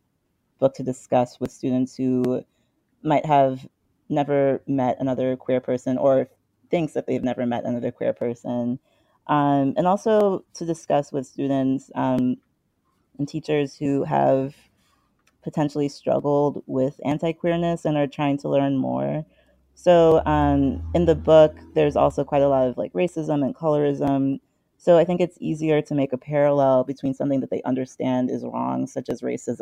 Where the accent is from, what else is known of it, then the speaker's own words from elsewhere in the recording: U.S. Virgin Islands; growing up in St. Thomas